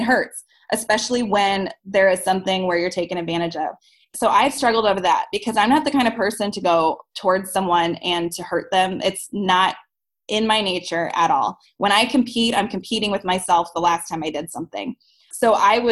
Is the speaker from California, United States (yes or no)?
no; St. Louis, Missouri, United States; I'm from St. Louis